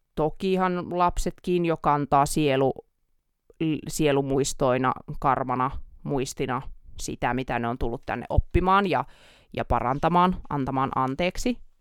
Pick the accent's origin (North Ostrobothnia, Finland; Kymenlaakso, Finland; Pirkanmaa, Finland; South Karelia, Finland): North Ostrobothnia, Finland; Oulu; accent: Oulu dialect; now in Helsinki, Finland; me täällä Oulun murretta